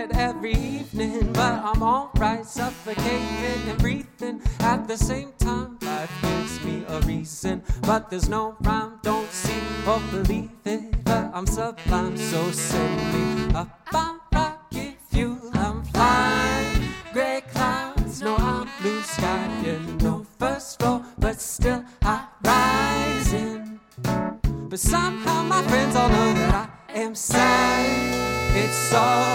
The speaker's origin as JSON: {"language": "English", "area": "across the river from Louisville", "region": "Indiana", "country": "United States", "moved": "yes", "lives_now": "Nashville, United States", "said": "I'm from here, well, across the river, but I tell most people not from here that I'm from Louisville"}